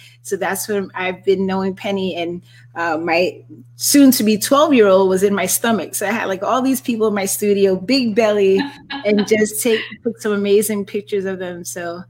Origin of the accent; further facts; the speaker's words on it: United States; I'm like, I am American